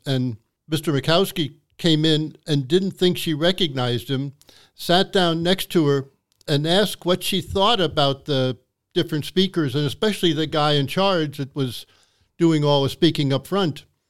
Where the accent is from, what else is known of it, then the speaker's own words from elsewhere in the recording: New York City, New York, United States; moved away as an adult; also born or lived in Wisconsin / Anchorage; now in Nome, United States; I grew up in New York City